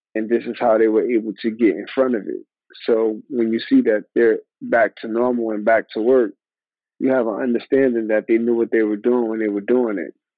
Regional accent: New York, United States; moved away as an adult; also born or lived in Atlanta / Minnesota; I grew up in New York in a melting pot where it was black, white, Chinese, Puerto Rican, Italian, all different type of races.

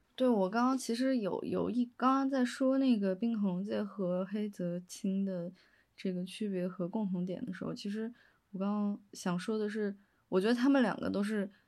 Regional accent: Chengdu, Sichuan, China; 其实我是成都人嘛，所以我零八年的时候有，也有经历过地震

